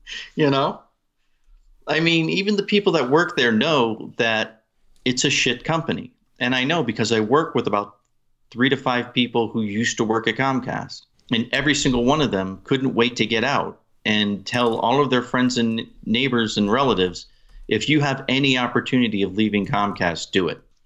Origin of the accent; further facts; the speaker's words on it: New England, United States; I'm from New England